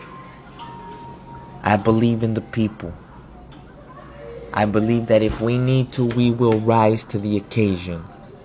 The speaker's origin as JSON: {"language": "English", "country": "United States", "said": "I am also an American. A proud American, because this country has allowed for a better life for my parents"}